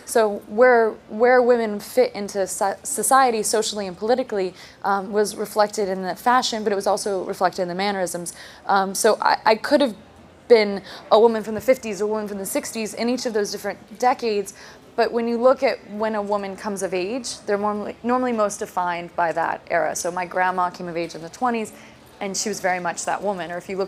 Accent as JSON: {"language": "English", "region": "New York", "country": "United States", "said": "I also like mumble and talk like I'm from Burbank, California, which... Everyone knows I'm from New York."}